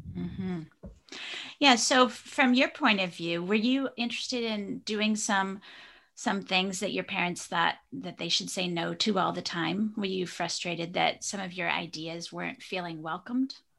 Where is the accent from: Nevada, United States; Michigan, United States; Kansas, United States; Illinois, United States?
Michigan, United States; Traverse City; my hometown in Traverse City, Michigan